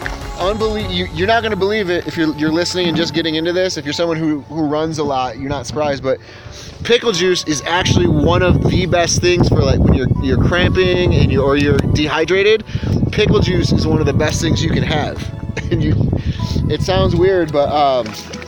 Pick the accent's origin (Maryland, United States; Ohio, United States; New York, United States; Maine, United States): New York, United States; moved away; I'm from New York, so we don't have rattlesnakes where I'm from